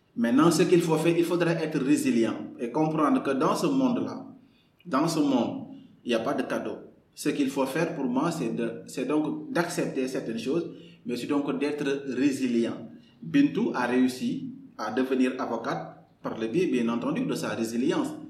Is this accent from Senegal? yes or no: yes; Kaolack, Senegal; moved away as an adult; also born or lived in Dakar; je suis né le 15 mars 1991 à Kaolack. Euh, j'ai grandi à Kaolack, j'ai tout fait à Kaolack